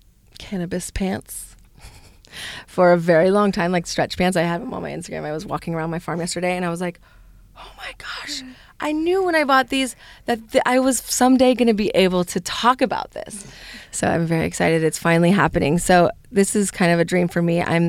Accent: California, United States; I come from Northern California, so I grew up using CBD.

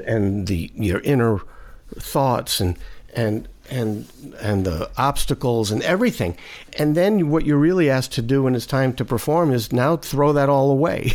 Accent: New York City, New York, United States; I grew up in Brooklyn

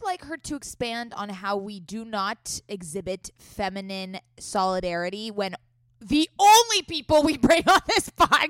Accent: San Diego, California, United States; accent: Valley Girl; So, Scout and I grew up in San Diego. We did not grow up in the Valley yet. We are Southern California gals.

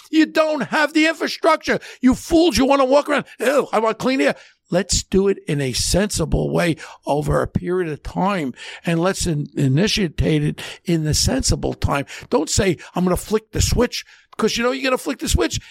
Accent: United States; I'm an American. My mother's born in Catania, Sicily. My father's in Tri-, I'm a first gen

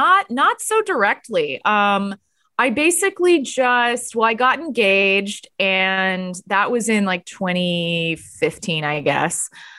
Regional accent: Texas, United States; also born or lived in Los Angeles / New York; I'm from Texas, but I lived in LA and New York.

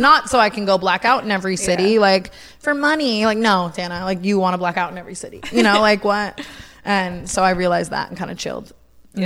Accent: Las Vegas, Nevada, United States; now in Los Angeles, United States; I grew up in Vegas

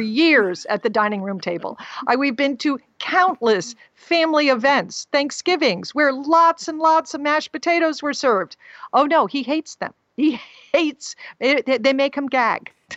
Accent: Texas, United States; I told him I was from Texas

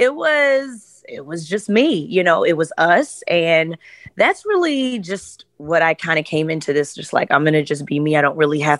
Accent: Chicago, Illinois, United States; I'm from Chicago

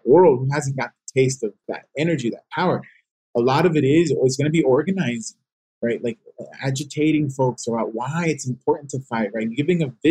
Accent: Los Angeles, California, United States; I grew up in South Central, but I went to school in Watts

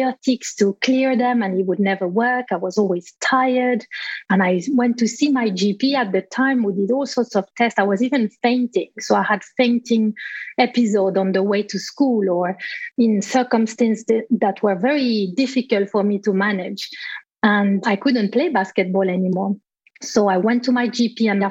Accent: Switzerland; moved away as an adult; also born or lived in England; I was in Switzerland, my home country

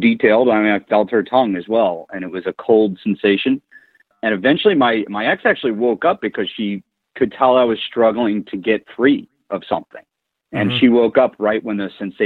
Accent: North Carolina, United States; moved away; I'm from the South originally. I'm from North Carolina

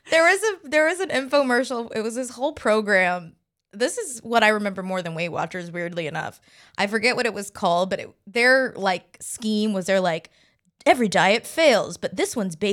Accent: the South, United States; I'm from the South too, so that's a big thing.

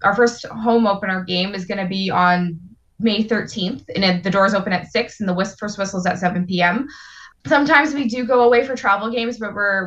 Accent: Niagara, Ontario, Canada; now in Hamilton, Canada; I'm originally from Niagara

